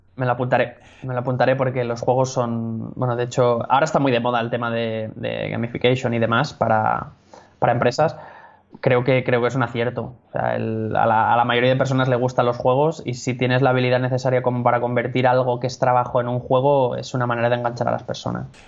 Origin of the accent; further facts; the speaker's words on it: Catalonia, Spain; soy, soy, catalán.